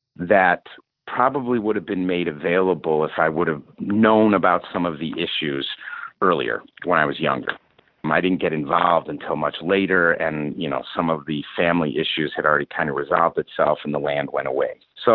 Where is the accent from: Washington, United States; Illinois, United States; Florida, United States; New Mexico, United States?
Illinois, United States; Chicago; moved away as an adult; now in Arizona, United States; I grew up in Chicago. We had a family farm on my mother's side that was about 6 hours away on the Mississippi River. So I grew up doing my school and my extracurricular activities in the Chicago suburbs